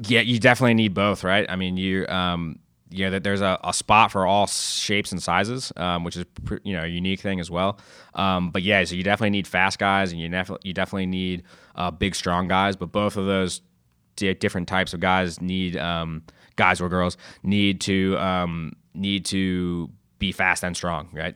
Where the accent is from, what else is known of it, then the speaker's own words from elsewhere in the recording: Westminster, Maryland, United States; I grew up in Westminster, Maryland